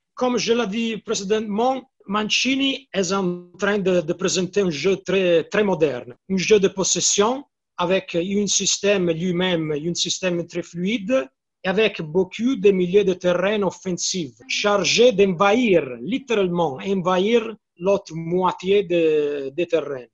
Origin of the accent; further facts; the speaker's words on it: Florence, Tuscany, Italy; French is a second language; Je suis de Firenze. Hein la ville de la Fiorentina